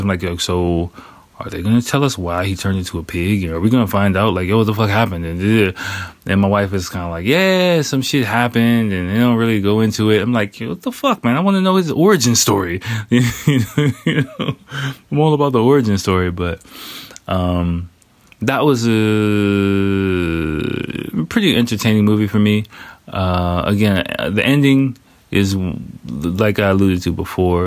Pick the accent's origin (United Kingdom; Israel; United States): United States; I'm American